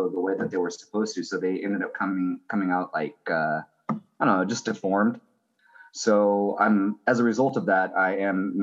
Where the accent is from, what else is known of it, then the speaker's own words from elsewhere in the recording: Central California, United States; now in Portland, United States; I grew up in Central California. I've been living in Portland since 2005.